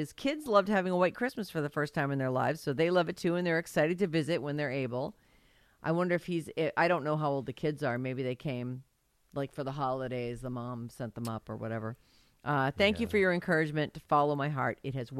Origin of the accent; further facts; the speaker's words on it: San Francisco, California, United States; moved away as an adult; I was born and raised in San Francisco. All my friends, family, everything I knew was there. 5 generations born and raised San Franciscans.